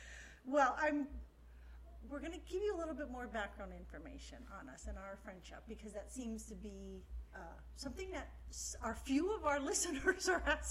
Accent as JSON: {"language": "English", "town": "Miami", "region": "Florida", "country": "United States", "tie": "born or raised there", "lives_now": "West Palm Beach, United States", "said": "I'm born and raised in Miami."}